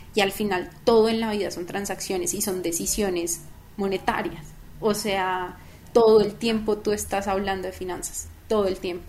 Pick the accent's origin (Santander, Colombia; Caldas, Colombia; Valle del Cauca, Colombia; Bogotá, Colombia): Caldas, Colombia; Manizales; moved away as an adult; also born or lived in Bogotá; yo nací en Bogotá. Ah, nací en Bogotá y a los, cuando tenía como tres meses, me venía a ir a Manizales